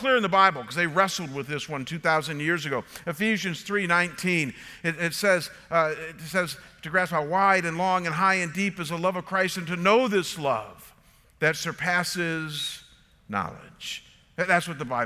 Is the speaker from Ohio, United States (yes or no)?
yes; Chagrin Falls, Ohio, United States; growing up came from the John Deere shop in Chagrin Falls